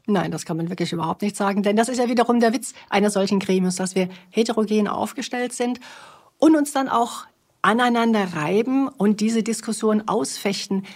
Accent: Baden-Württemberg, Germany; moved away; also born or lived in Bavaria; Ich komme aus Baden-Württemberg

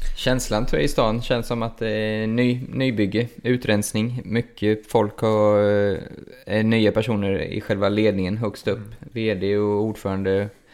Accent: Linköping, Östergötland, Sweden; min hemstad här då, så det blir ju Bert till Linköping

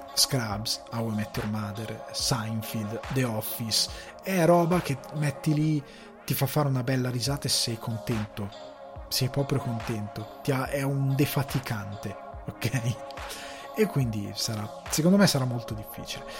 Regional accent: Italy; da buon italiano

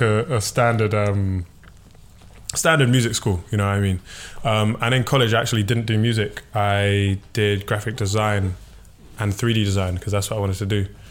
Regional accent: London, United Kingdom; I'm from South London

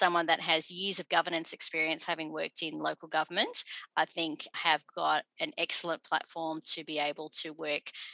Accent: Dandenong, Victoria, Australia; first language English; I'm about 20 minutes away from where I grew up in Dandenong

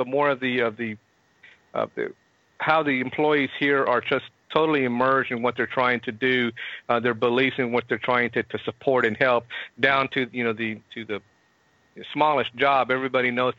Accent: Houston, Texas, United States; I've been born and raised in Houston my whole life

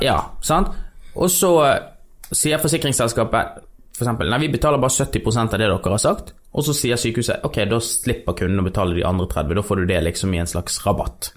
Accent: Norway; moved away as an adult; now in Los Angeles, United States; vi er norsk eh, og skandinavere

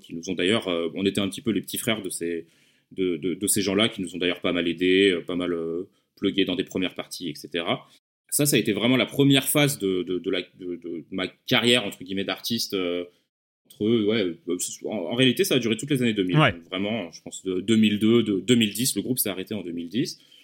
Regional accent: Lyon, Auvergne-Rhône-Alpes, France; je viens de Lyon

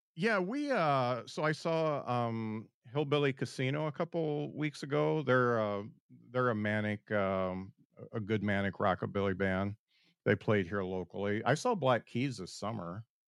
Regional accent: South Bend, Indiana, United States; I am from South Bend

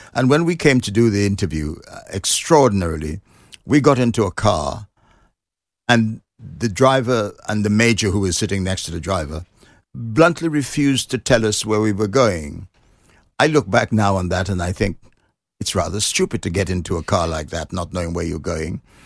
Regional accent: Trinidad & Tobago; moved away as an adult; now in London, United Kingdom; I was born in Trinidad, which is a s, a, um, island in the Caribbean

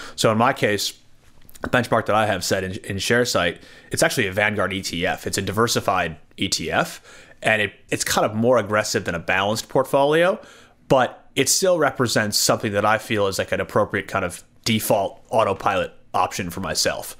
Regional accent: United States; now in Australia; I'm from the States originally

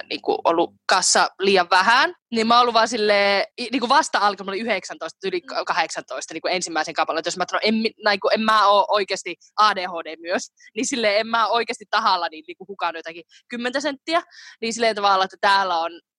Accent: Finland; kun mä oon kasvanut siihen Suomessa

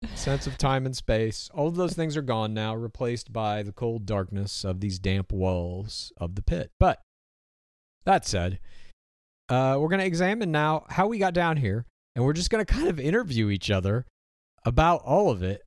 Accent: Spokane, Washington, United States; I was born in Spokane, Washington.

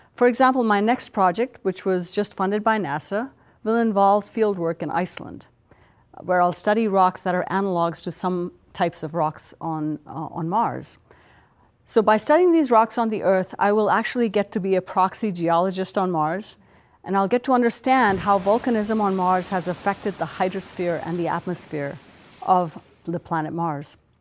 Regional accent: India; moved away; a little girl growing up in India

